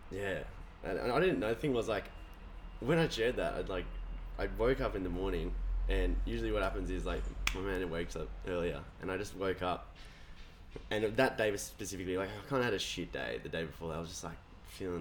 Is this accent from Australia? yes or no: yes; New South Wales, Australia; also born or lived in Melbourne, Victoria / Torquay, Victoria / Tweed Heads / Burleigh Heads, Queensland; I grew up in New South Wales and I went to school there